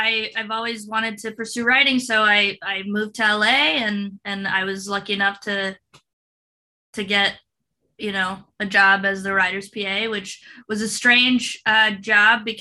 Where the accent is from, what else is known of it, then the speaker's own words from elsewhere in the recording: Mexico; first language Spanish; English is a second language; I'm Mexican, so I know Spanish. It's my first language